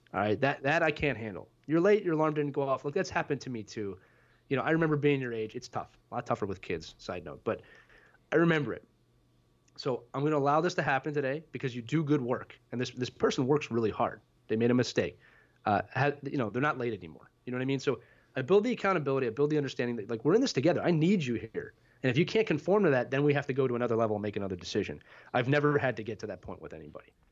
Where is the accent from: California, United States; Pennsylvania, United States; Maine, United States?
Pennsylvania, United States; Philadelphia; also born or lived in northern New Jersey / New York City; born and raised in Philadelphia, Pennsylvania, uh, spent eighteen wonderful years here